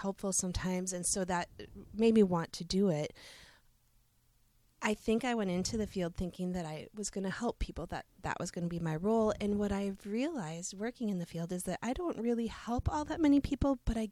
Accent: Seymour, Wisconsin, United States; I grew up in this area. I'm a homegrown person. I grew up in Seymour

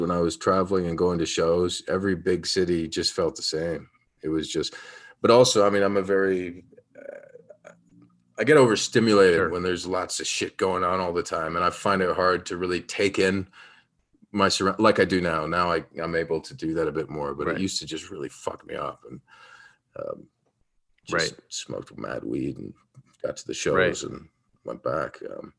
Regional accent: Yellow Springs, Ohio, United States; I come from Yellow Springs, Ohio, first of all, which is 3,000 to 4,000 people.

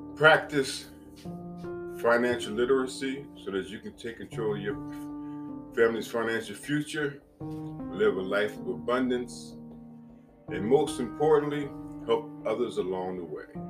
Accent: Piscataway, New Jersey, United States; moved away; also born or lived in East Orange, New Jersey / Richmond; I remember that home on Oak Street in Piscataway, New Jersey. We moved from East Orange, New Jersey to Piscataway

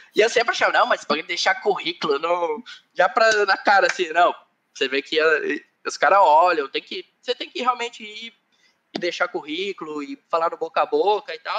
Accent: Curitiba, Paraná, Brazil; moved away as an adult; now in Ireland; eu sou do Sul, é, eu nasci em Curitiba, é, eu sou da região, sempre morei na região norte de qualquer lugar, até na Irlanda eu moro na região norte, é, então eu sou de Curitiba

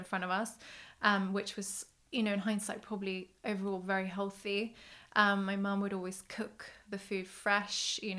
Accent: Sweden; I grew up in Sweden

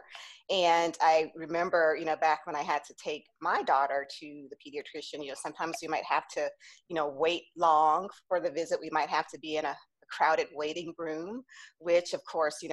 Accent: St. Petersburg, Florida, United States; moved away as an adult; also born or lived in Atlanta, Georgia; I was born here in St. Petersburg, Florida

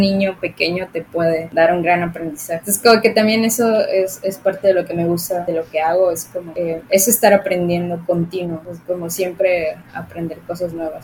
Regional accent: Cenotillo, Yucatán, Mexico; yo soy de Cenotillo, de un municipio

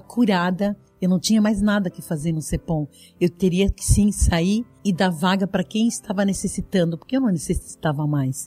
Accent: Videira, Santa Catarina, Brazil; Eu venho lá do oeste de Santa Catarina, eu sou nascida em Videira

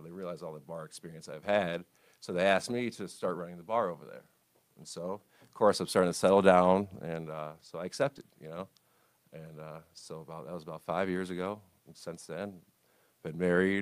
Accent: Oak Park, Illinois, United States; I grew up in Oak Park

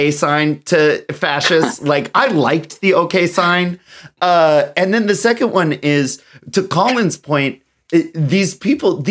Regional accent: United States; I was born and raised in America as a white cisgender straight man

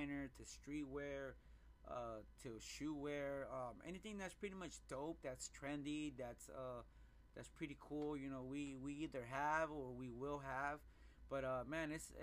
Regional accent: Phoenix, Arizona, United States; I grew up in the Phoenix, Maryville area

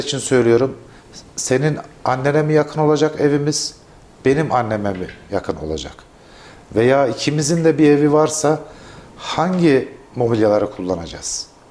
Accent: Kayseri Province, Turkey; Kayseri ve bizim yöremizde

